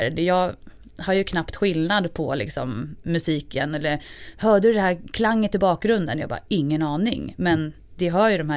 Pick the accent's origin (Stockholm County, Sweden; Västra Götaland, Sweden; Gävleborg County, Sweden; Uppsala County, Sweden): Gävleborg County, Sweden; Hofors; jag är ju uppvuxen som sagt i Hofors, Dalgränsen